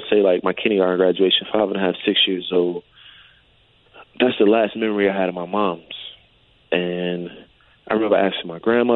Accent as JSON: {"language": "English", "region": "New Jersey", "country": "United States", "said": "I'm from New Jersey"}